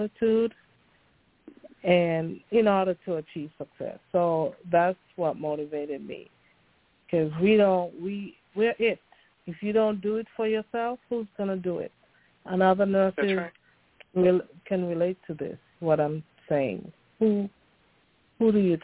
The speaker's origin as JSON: {"language": "English", "country": "U.S. Virgin Islands", "tie": "born or raised there", "also_born_or_lived": "St. Kitts", "accent": "Caribbean", "moved": "as an adult", "lives_now": "United States", "said": "I'm from the Caribbean. I was born in an island called St. Kitts and grew up in the St. Thomas Virgin Islands, where I went"}